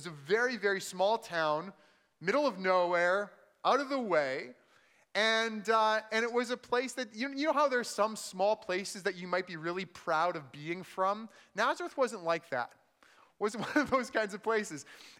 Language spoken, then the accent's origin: English; Manitoba, Canada; also born or lived in El Paso, United States; I said I'm from Manitoba. I was actually born in El Paso, Texas. So my parents were from southern Manitoba, but they lived in Texas for a couple of years. I was born there.